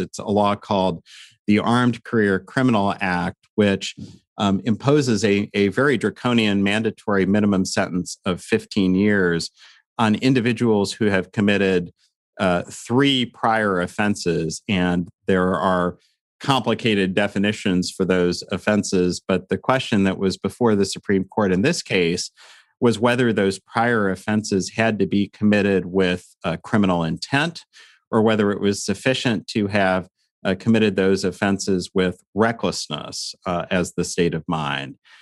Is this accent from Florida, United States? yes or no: no; Lawrence, Kansas, United States; moved away; I got married in, in my hometown in, in Lawrence, Kansas